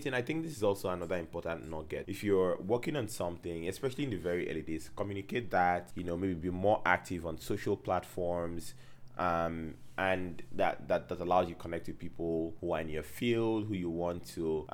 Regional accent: Calabar, Cross River, Nigeria; this kid from Calabar

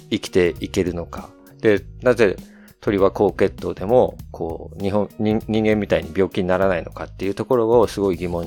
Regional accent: United States; born there; はい、アメリカ生まれなんですけど

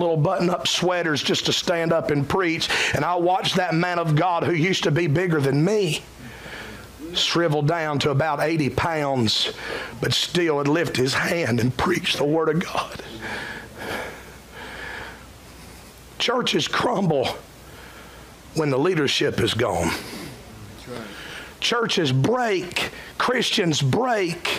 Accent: Cowpens, South Carolina, United States; in my hometown of Cowpens

